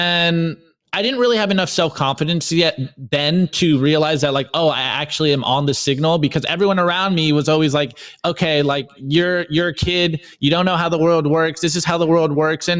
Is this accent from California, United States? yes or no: yes; California, United States; I'm from California.